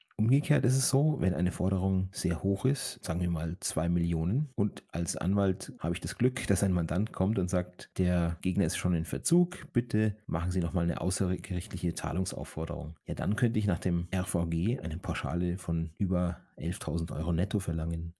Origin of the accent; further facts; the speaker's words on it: Germany; bei uns in Deutschland